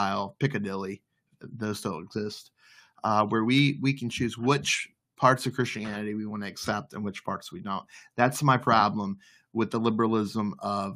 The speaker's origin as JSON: {"language": "English", "region": "the Bible Belt", "country": "United States", "tie": "born or raised there", "moved": "as an adult", "lives_now": "Maryland, United States", "said": "where I grew up in the Bible Belt"}